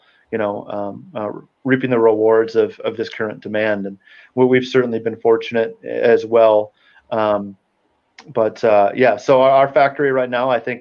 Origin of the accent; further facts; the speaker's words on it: Wisconsin, United States; I'm from Wisconsin, born and raised